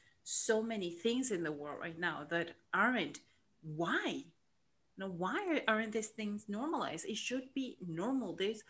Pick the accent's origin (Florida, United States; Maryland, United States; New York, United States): Florida, United States; Miami; English is a second language; moved away; also born or lived in Argentina; So, as I said before, I grew up in Miami, but I'm originally from Argentina.